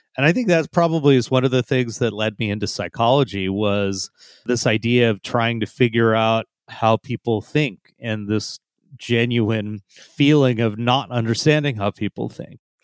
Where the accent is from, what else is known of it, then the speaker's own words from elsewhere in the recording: San Jose, California, United States; also born or lived in India; I grew up mostly in San Jose. My parents immigrated from India, and I immigrated when I was less than one year old